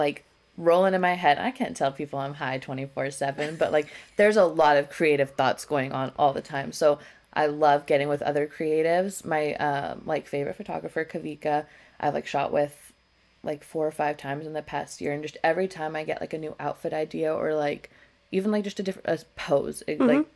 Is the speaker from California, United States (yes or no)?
yes; San Diego, California, United States; moved away as an adult; now in Las Vegas, United States; I'm from San Diego. That's the only other place I've lived